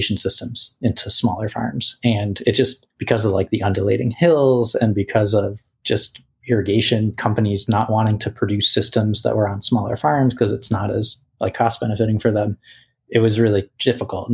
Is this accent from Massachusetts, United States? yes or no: yes; Boston, Massachusetts, United States; when Whole Foods came into Boston, it's like my hometown